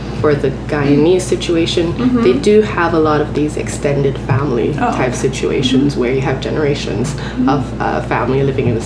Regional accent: Grenada; moved away as an adult; now in Schenectady, United States; where I grew up in Grenada, which is a tiny island, 100,000 people

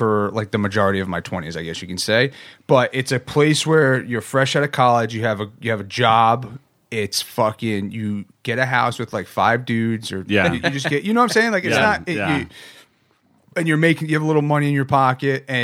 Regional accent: Bergen County, North New Jersey, United States; moved away as an adult; now in San Diego, United States; I'm from New Jersey

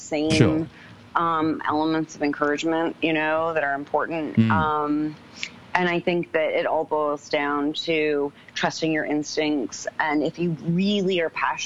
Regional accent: New York, United States; moved away as an adult; also born or lived in London; I'm a photographer from New York

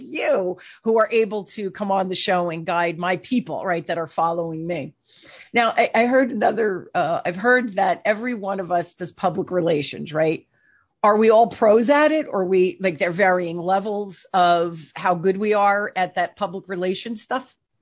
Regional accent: New Jersey, United States; I even sound like I'm from New Jersey 'cause I'm from New Jersey.

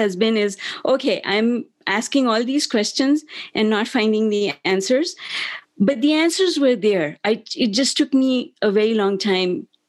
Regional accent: Pakistan; moved away; also born or lived in Germany / United Kingdom; I grew up in Pakistan in my younger years. We're all mixed up, because in the beginning we lived in Germany and the UK, and then we came home to Pakistan, which is where my parents were from

